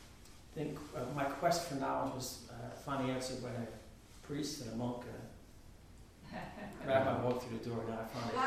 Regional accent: Philadelphia, Pennsylvania, United States; moved away; I'm from Philly

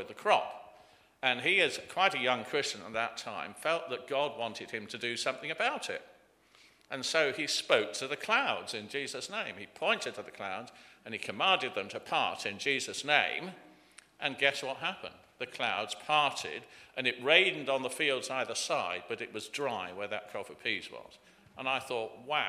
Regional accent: Leicestershire, East Midlands, United Kingdom; also born or lived in Berkshire / Cirencester, Gloucestershire; I was born in Leicestershire, went to Berkshire after that, back to Leicestershire

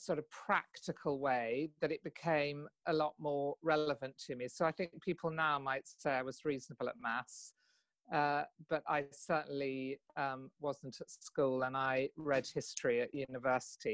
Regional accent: Kent, South East England, United Kingdom; also born or lived in London; I grew up in Kent, really. I was born in London, but I grew up in Kent.

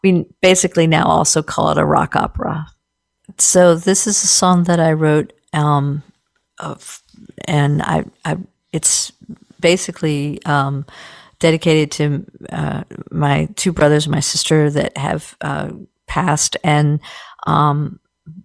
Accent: Short Gap, West Virginia, United States; I grew up in Shortcap, West Virginia, which is just across the Potomac River, the Inno Canal from Cumberland, Maryland

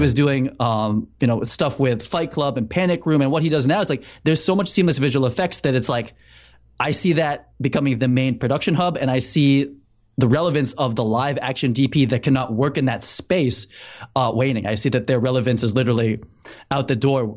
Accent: Needham, Massachusetts, United States; moved away as an adult; also born or lived in New York City; I grew up in Needham.

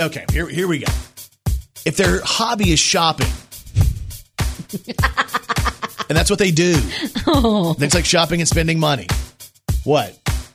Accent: Texas, United States; I was raised in Texas.

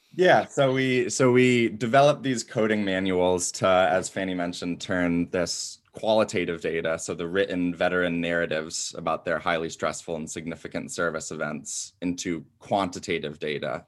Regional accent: Ann Arbor, Michigan, United States; moved away as an adult; now in DeKalb, United States; Hometown is Ann Arbor, Michigan, uh, and currently living in DeKalb, Illinois

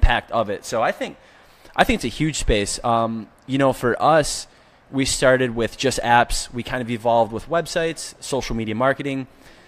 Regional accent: Detroit, Michigan, United States; now in Grand Rapids, United States; born and raised in Detroit.

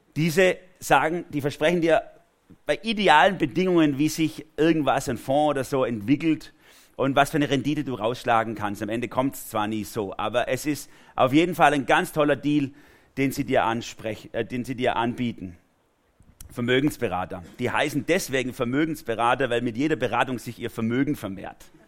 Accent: Germany; für mich als Deutscher

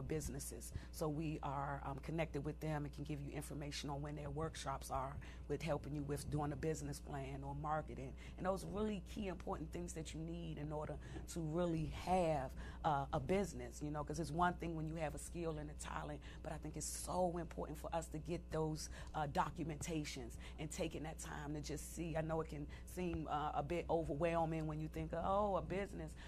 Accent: Washington, District of Columbia, United States; I grew up in Southeast D.C.

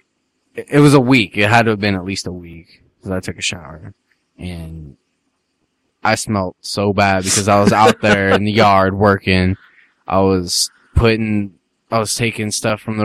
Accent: Las Vegas, Nevada, United States; I'm from Vegas

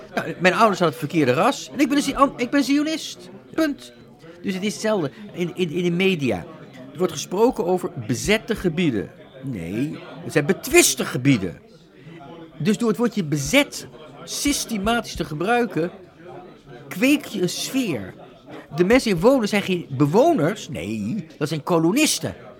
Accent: Netherlands; moved away as an adult; Ik ben Nederlander, ben tien jaar, meer dan 10 generaties, maar ik heb tien jaar gestudeerd in het buitenland.

